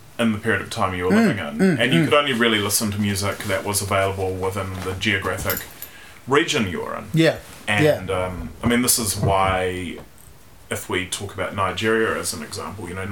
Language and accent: English; Wellington, New Zealand; I was born in Wellington in 1982